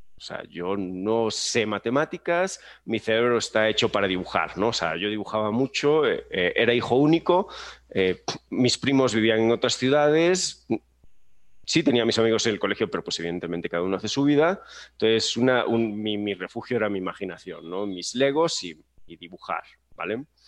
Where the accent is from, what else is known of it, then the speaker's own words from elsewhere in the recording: Galicia, Spain; moved away as an adult; now in Mexico; yo soy de Galicia, para quien no sepa, Galicia es una comunidad que está al norte de España